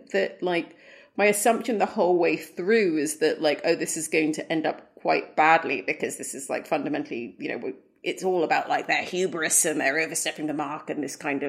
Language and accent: English; Sudan; I'm from Sudan. I grew up in Africa.